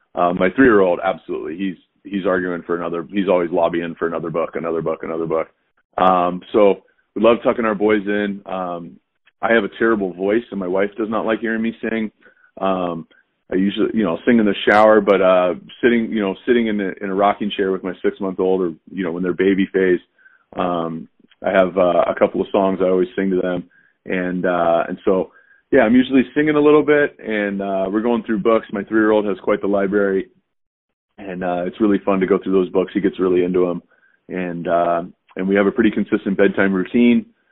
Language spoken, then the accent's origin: English; Southern California, United States; moved away as an adult; also born or lived in Texas / Cincinnati / Chicago / Jacksonville; I grew up in Southern California